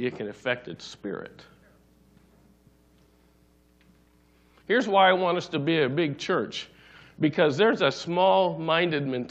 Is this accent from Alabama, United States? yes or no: no; Sonora, California, United States; I grew up in Sonora, California.